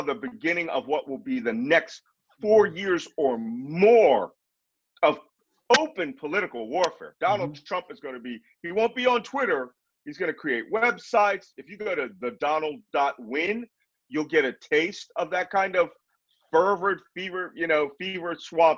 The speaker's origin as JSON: {"language": "English", "town": "Philadelphia", "region": "Pennsylvania", "country": "United States", "said": "I'm from Philadelphia"}